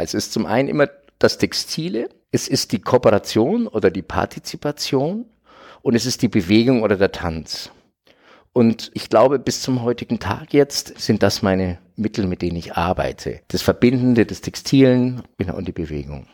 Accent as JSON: {"language": "German", "area": "Franconia", "region": "Bavaria", "country": "Germany", "tie": "born or raised there", "said": "ich bin 69 geboren in Franken, in Bayern."}